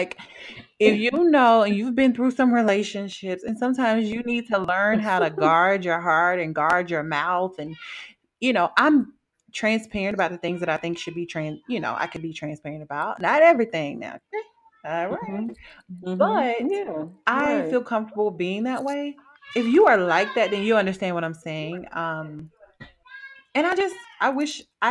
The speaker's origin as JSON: {"language": "English", "region": "the South", "country": "United States", "moved": "yes", "lives_now": "Wisconsin, United States", "said": "I'm from the South"}